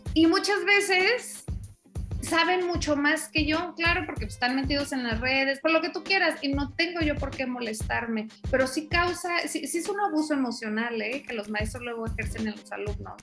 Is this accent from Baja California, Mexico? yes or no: yes; Tijuana, Baja California, Mexico; moved away; also born or lived in central Mexico; no soy de aquí, del centro del país, soy de Tijuana.